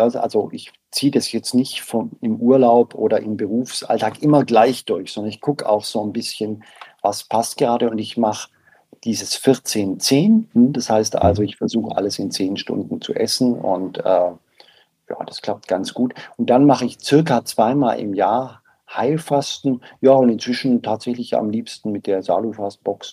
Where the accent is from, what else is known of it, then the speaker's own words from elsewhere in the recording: Southern Germany, Germany; ich komme aus Süddeutschland